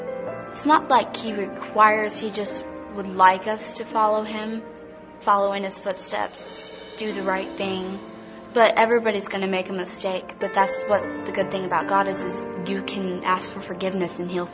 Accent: Nampa, Idaho, United States; I am 16. I'm in the 10th grade, and I live in Nampa, Idaho. I grew up in the Nampa First Church of the Nazarene my whole entire life.

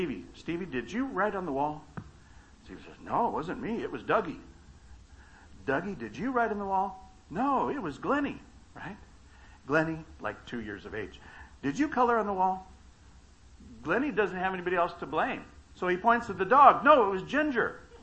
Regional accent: Baker, California, United States; I grew up in Baker, California, not Bakersfield.

